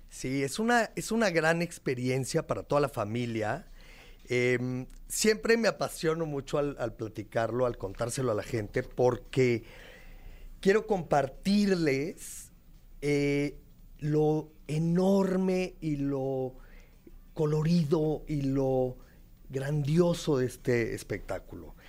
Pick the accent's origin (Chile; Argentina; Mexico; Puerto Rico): Mexico; como mexicanos